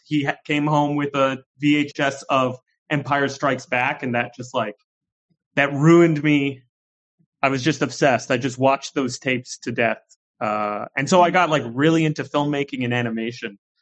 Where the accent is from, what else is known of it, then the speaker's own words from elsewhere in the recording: Canada; also born or lived in York, Toronto; there's a thing that we call in Canada the bush, which is basically like, uh, it's a town of 800 people and there's one road in and one road out. Uh, and that's where I grew up.